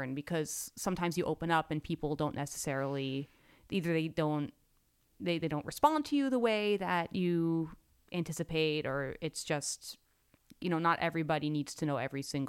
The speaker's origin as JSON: {"language": "English", "town": "New York City", "region": "New York", "country": "United States", "tie": "born or raised there", "said": "I grew up in New York City"}